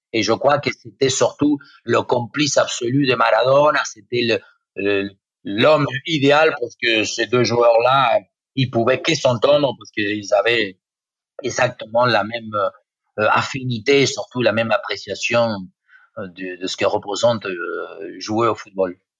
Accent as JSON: {"language": "French", "country": "Argentina", "tie": "born or raised there", "moved": "yes", "said": "j'ai quitté l'Argentine en 1982"}